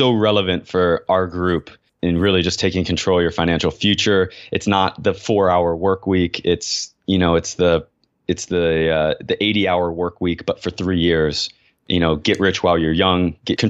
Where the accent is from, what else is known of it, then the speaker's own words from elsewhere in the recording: United States; I'm an American